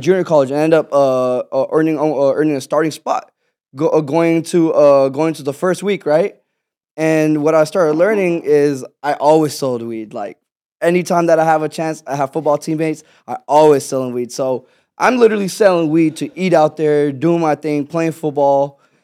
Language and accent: English; Houston, Texas, United States; born or raised there; also born or lived in Pakistan